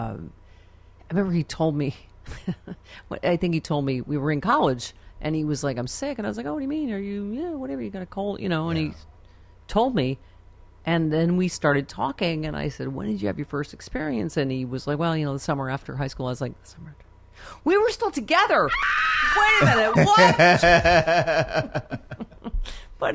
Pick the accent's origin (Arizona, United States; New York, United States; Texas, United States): New York, United States; Buffalo; I'm from Buffalo